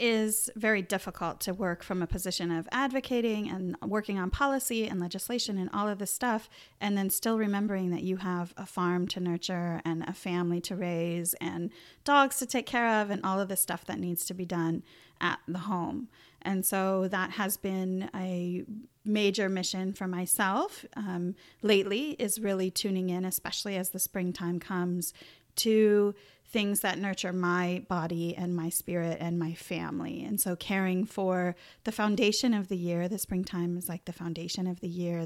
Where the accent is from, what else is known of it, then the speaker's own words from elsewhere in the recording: Northern Mendocino, Northern California, United States; also born or lived in San Diego, United States / Arcata, United States; I had come up to Northern California, which is where I'm from. Originally, I was born in Northern Mendocino